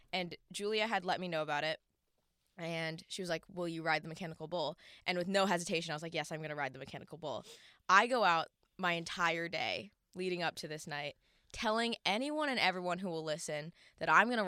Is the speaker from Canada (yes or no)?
yes; Ottawa, Ontario, Canada; Listen, I grew up in Ottawa.